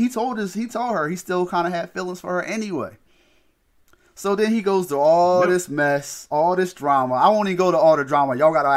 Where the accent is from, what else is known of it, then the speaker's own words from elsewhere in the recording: Chicago, Illinois, United States; Oh, I'm from Chicago. This is what we do.